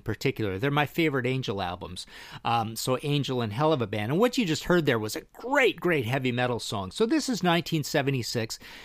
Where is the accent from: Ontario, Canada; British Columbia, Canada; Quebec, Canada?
British Columbia, Canada; Trail; I'm from Trail B C